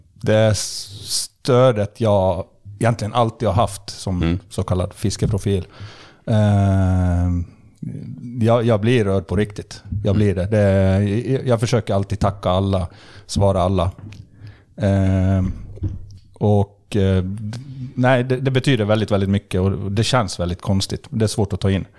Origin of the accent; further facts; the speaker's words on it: Borlänge, Dalarna County, Sweden; also born or lived in Skellefteå, Sweden; när jag var sex månader gammal så flyttade vi till Bålänge. så jag är egentligen uppvuxen och alltid levt i Bålänge.